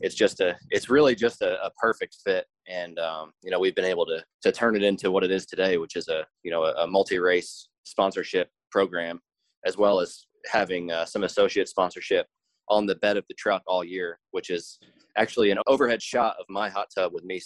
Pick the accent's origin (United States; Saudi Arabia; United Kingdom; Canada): United States; New Jersey; I'm from South Jersey